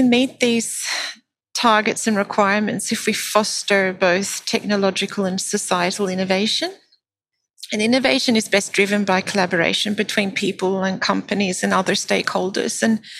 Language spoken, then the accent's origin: English; Australia; born there; I am an Australian by birth and I have still my family in Australia.